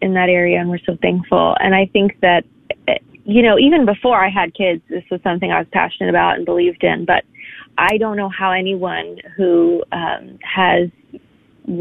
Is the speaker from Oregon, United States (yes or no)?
no; New York, United States; I was born in Manhattan. That's kind of my home